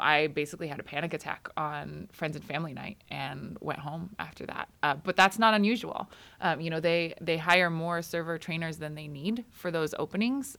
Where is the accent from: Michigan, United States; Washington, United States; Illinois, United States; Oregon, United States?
Oregon, United States; Grants Pass; born or raised there; also born or lived in Oxnard, California / Port Hueneme, California